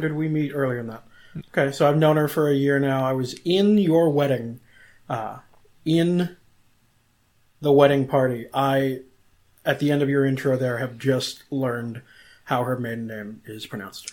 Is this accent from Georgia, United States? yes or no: no; Cleveland, Ohio, United States; moved away as an adult; now in Orlando, United States; growing up in Cleveland, living on both the east, south, and west sides of town